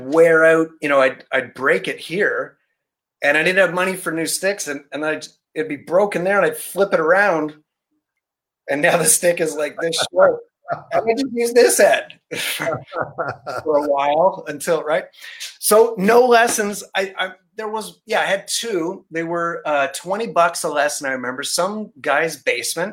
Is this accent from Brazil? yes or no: no; Barrie, Ontario, Canada; I grew up in Barrie, so I know Music Pro in Barrie